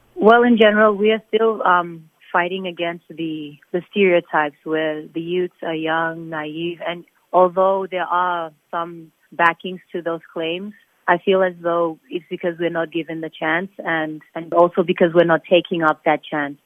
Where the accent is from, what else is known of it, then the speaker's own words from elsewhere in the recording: Nauru; also born or lived in Fiji / Australia; I remember growing up in Nauru, I guess I had the good life because when I was growing up in Nauru, there was no, there was less technology